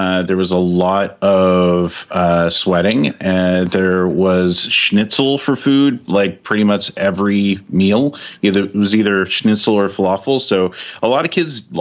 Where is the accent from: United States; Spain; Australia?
United States; California; I'm a kid from California, grew up, born, raised there